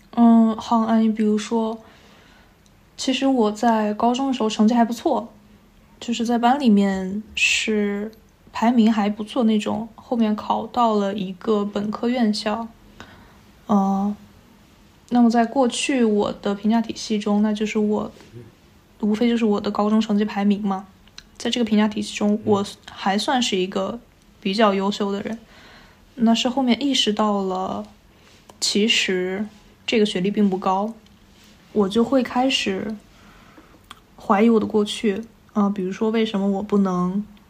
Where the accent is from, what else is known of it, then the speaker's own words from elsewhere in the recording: Hengshui, Hebei, China; 我小的时候是在一个衡水市的一个封闭学校学习的，我没有办法接触到外界的世界